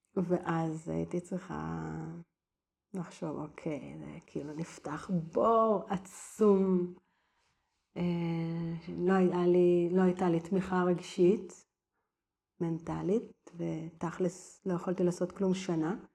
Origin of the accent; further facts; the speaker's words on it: Givatayim, Tel Aviv District, Israel; now in Tivon, Israel; גדלתי בגבעתד